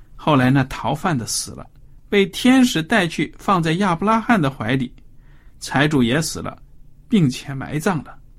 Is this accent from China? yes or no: yes; China; 我们中国人